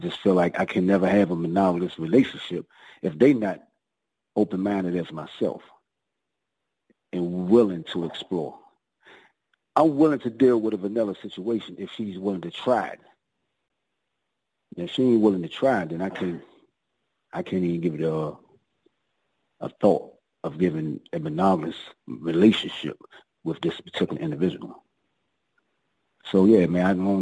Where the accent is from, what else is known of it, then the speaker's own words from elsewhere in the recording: Washington, District of Columbia, United States; I grew up in the projects, Southeast, Washington, D.C.